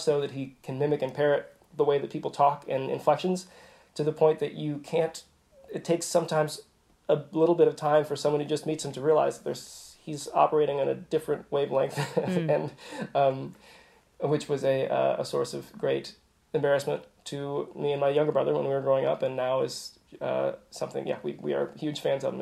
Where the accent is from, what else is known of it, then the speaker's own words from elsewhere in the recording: Kansas City, Kansas, United States; also born or lived in Virginia; I grew up on the in, in, a suburb on the Kansas side